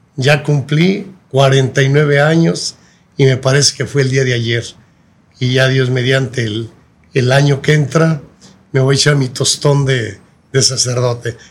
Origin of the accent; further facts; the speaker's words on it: Guadalajara, Jalisco, Mexico; also born or lived in Tepalcatepec, Michoacán; yo realmente nací ahí en Tepalcatepec, pero me llevaron muy pequeñito, pequeñito a Guadalajara